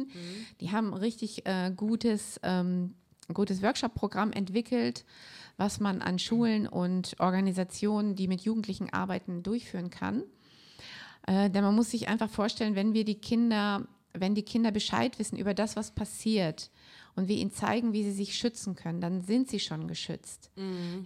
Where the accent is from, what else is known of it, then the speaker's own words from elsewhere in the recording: Germany; bei uns in Deutschland